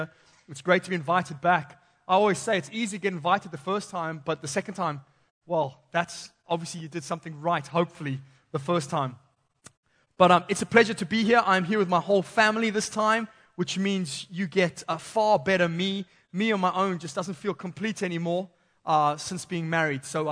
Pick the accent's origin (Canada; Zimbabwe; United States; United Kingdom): Zimbabwe; moved away; growing up in Zimbabwe